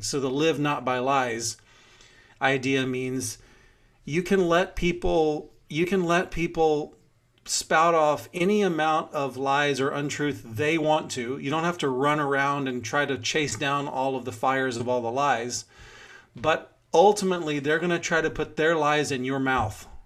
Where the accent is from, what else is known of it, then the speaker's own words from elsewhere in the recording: Houston, Texas, United States; moved away; We grew up together in Houston